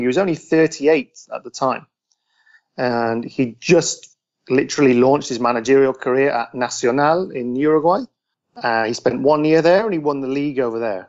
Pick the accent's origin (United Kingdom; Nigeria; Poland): United Kingdom; near Telford, Shropshire, West Midlands; moved away as an adult; also born or lived in London; now in Buenos Aires, Argentina; I'm English. I live in Argentina now with my wife, but yeah, I mean, I grew up, spent my first 20 years in the UK, just from a small town near Telford in Shropshire